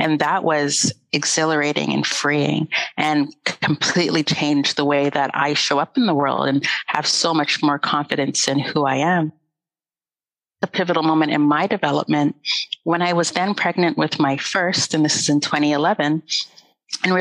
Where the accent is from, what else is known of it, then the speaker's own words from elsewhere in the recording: Canada; Growing up in Canada